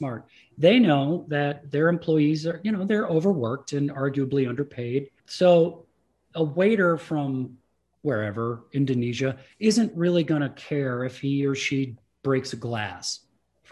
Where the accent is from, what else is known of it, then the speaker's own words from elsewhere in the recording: Midwest, United States; first language English; I grew up in the Midwest.